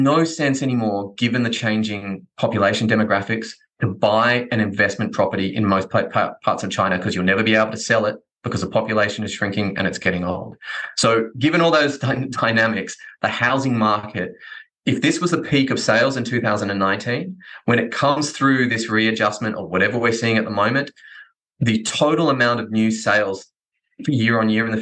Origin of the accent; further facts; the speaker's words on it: Australia; I'm Australian.